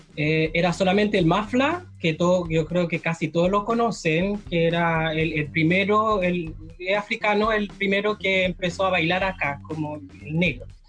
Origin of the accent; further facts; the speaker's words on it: Haiti; moved away as an adult; now in Chile; yo soy haitiano. ¿Ya? Llevo 12 años en Chile